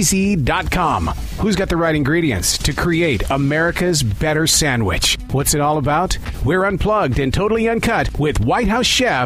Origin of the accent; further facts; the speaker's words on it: Montana, United States; growing up in Montana